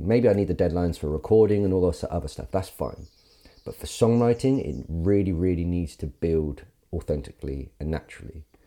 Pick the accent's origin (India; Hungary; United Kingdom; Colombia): United Kingdom; Carisbrooke, South East England; moved away; I grew up in Carisbrook, um, and it's a wonderful village